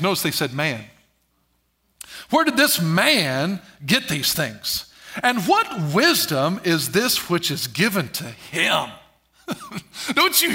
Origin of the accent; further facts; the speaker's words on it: Albion, Illinois, United States; Ellery, Albion, Illinois, that area. That's my hometown, it's my region